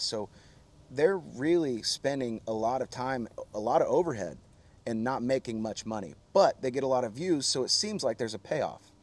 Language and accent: English; Oklahoma City, Oklahoma, United States; also born or lived in Guthrie, Oklahoma; I am from Oklahoma